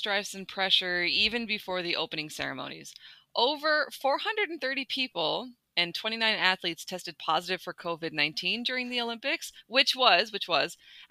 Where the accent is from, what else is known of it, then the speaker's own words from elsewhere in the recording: Prince Edward Island, Canada; my hometown of PEI